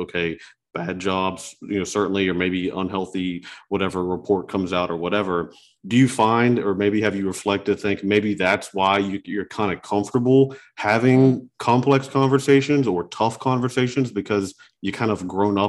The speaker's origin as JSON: {"language": "English", "town": "Charleston", "region": "West Virginia", "country": "United States", "said": "we're from Charleston too, so glad we're both, all three from Charleston"}